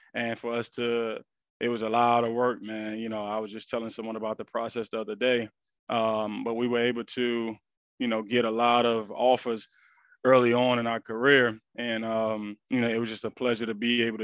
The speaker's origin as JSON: {"language": "English", "town": "Bennettsville", "region": "South Carolina", "country": "United States", "tie": "born or raised there", "also_born_or_lived": "New York / Cheraw, South Carolina", "moved": "yes", "lives_now": "Charlotte, United States", "said": "I moved from New York as a kid to South Carolina. So I'm originally, I say, from South Carolina. I grew up there."}